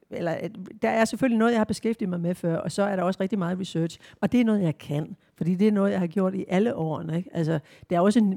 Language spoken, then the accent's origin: Danish; Southern Jutland, Southern Denmark, Denmark; det sønderjyske, altså det der med, hvor jeg kommer fra, og hvor, hvor jeg bor nu